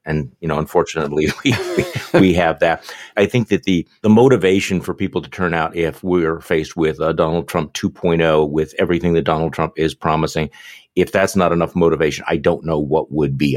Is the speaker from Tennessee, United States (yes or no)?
no; Wisconsin, United States; I'm from Wisconsin